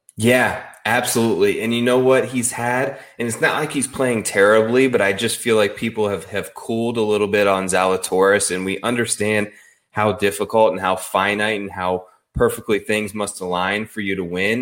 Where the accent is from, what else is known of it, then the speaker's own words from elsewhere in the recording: Midwest, United States; I grew up sort of in the Midwest